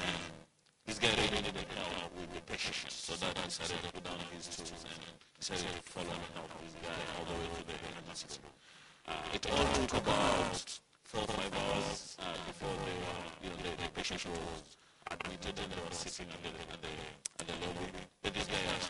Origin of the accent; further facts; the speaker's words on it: Nairobi, Kenya; now in Orlando, United States; born and raised in Nairobi, Kenya.